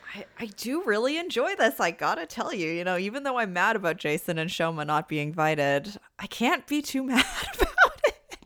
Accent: Canada; as a Canadian myself

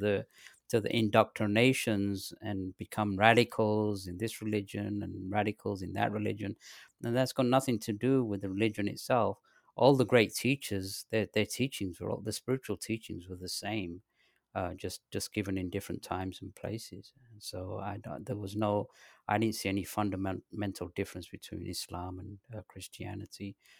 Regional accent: London, United Kingdom; moved away as an adult; also born or lived in Pakistan / north of England / southern England / Los Angeles; I was born in Pakistan, and my parents, they moved to England when I was three, and I lived in the north of England till the age of ten, then they moved to, uh, London. Um, from there, I went to high school in, in England, in London

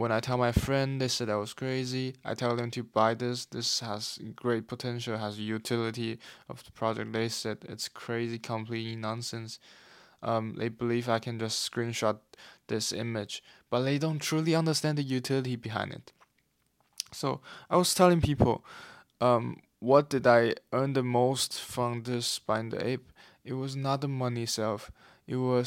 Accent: Taiwan; now in London, United Kingdom; I'm currently in London, but I'm from Taiwan originally

